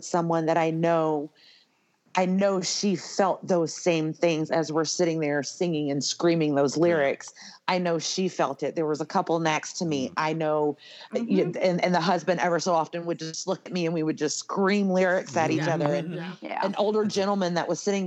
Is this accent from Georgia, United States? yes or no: yes; Atlanta, Georgia, United States; now in Las Vegas, United States; I'm from Atlanta